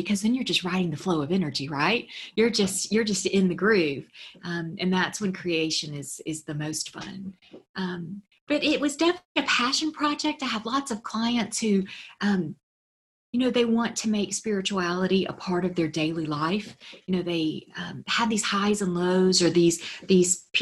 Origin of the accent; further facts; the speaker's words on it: Memphis, Tennessee, United States; I'm from Memphis, a southern town, very conservative.